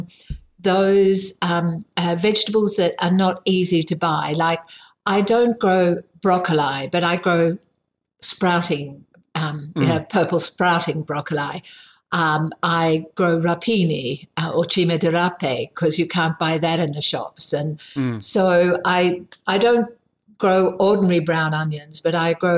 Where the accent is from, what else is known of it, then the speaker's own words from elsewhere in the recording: Sydney, New South Wales, Australia; now in South Australia, Australia; I grew up in Sydney